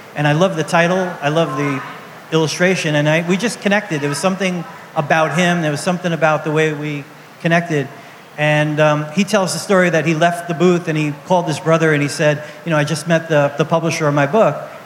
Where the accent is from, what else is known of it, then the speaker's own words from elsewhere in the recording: New York City, New York, United States; I grew up in Brooklyn. In um, New York City